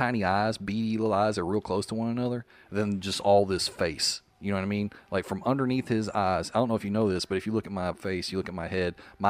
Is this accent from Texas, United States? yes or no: no; Northeast Arkansas, United States; accent: Arkansas dialect; moved away as an adult; also born or lived in Memphis / Nashville; now in Tampa Bay area, United States; So my hometown in Arkansas is Northeast Arkansas, right next to the Boot Hill, Missouri.